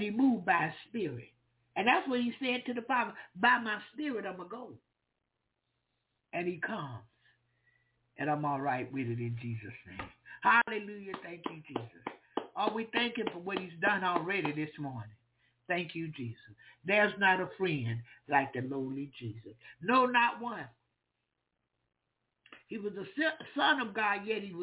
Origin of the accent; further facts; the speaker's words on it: the South, United States; I'm from the South. And we talk all kind of talk